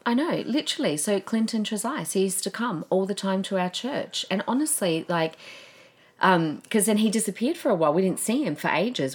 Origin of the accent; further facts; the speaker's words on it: Adelaide, South Australia, Australia; I grew up in Adelaide